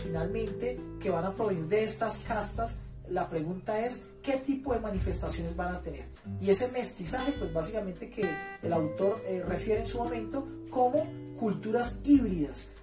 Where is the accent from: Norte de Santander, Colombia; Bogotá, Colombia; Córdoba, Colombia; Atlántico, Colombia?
Bogotá, Colombia; now in Facatativá, Colombia; habito en el municipio de Facatativá, soy bogotano